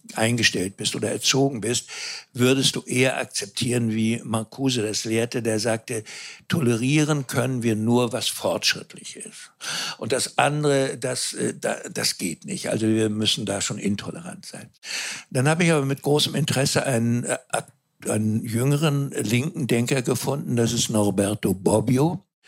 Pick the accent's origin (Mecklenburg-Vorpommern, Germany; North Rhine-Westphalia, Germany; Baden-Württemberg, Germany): Mecklenburg-Vorpommern, Germany; Ich selber bin Mecklenburger